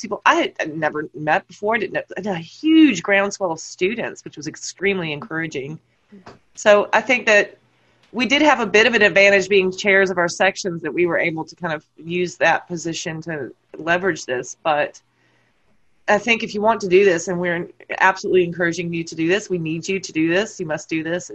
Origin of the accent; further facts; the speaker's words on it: United States; moved away as an adult; also born or lived in New Jersey; now in Canterbury, United Kingdom; as an American, having moved from America to the UK